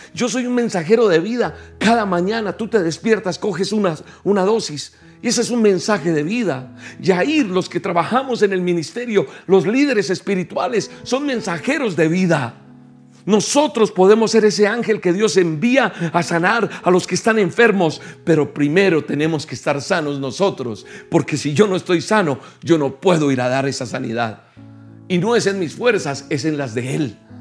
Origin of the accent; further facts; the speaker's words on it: Colombia; En mi tierra, por ejemplo, en Colombia